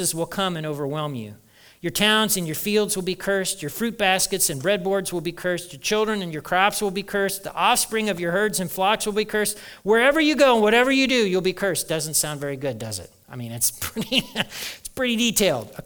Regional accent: Kentucky, United States; We're all from Kentucky

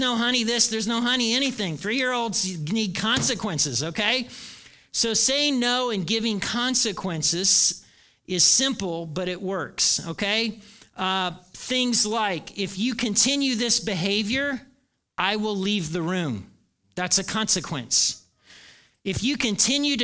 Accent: Indiana, United States; moved away; I grew up in Nowhere, Indiana

